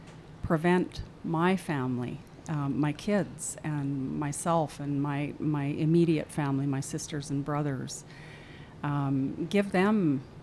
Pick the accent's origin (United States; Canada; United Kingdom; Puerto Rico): Canada; Saskatchewan; moved away as an adult; now in Medicine Hat, Canada; I was raised in Saskatchewan, and I moved to Medicine Hat 28